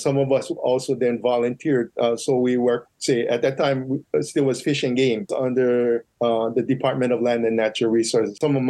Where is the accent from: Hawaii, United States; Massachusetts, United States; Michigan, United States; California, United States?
Hawaii, United States; Kaneohe; moved away as an adult; now in Maui, United States; So I grew up actually in Kaneohe. And then, so like I said, I'm a public school graduate.